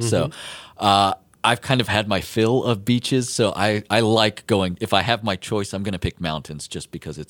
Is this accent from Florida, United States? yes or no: yes; central Florida, United States; moved away; I'm from Florida, so particularly Central Florida, which means I'm like 45 minutes away from a beach in just about any direction.